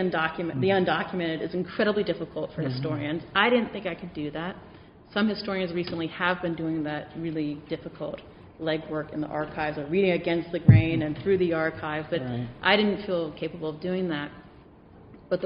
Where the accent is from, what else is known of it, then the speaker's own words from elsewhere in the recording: San Diego, California, United States; I grew up on the border. I grew up in San Diego, California